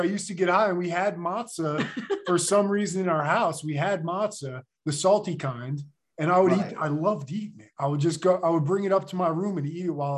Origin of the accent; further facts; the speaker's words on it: Philadelphia suburbs, Pennsylvania, United States; I grew up there too. That's where I met Kate.